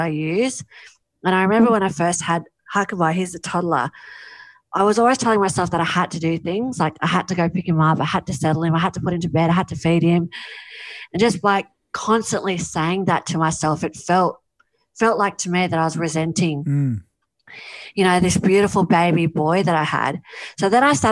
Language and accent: English; Mollymook, New South Wales, Australia; my hometown of Mollymook